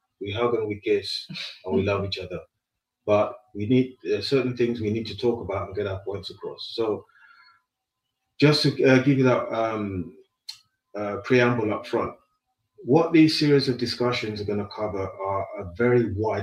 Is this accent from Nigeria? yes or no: yes; Nigeria; born or raised there; moved away as an adult; also born or lived in London, United Kingdom; now in United Kingdom